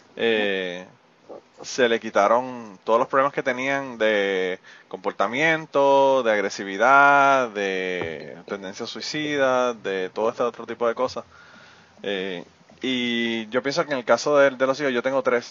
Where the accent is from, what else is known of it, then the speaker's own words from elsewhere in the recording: Puerto Rico; nosotros tenemos los genes, ¿verdad? Que parte de nuestros genes como boricua son los taínos